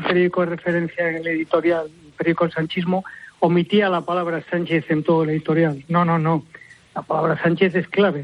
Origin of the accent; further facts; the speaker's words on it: A Coruña, Galicia, Spain; siendo yo gallego